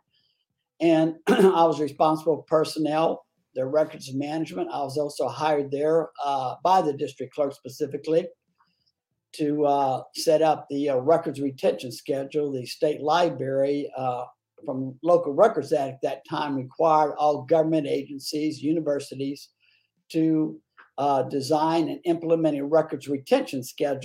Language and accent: English; San Antonio, Texas, United States; I'm a native San Antonio, born and raised in San Antonio, Texas, this beautiful city, Bexar County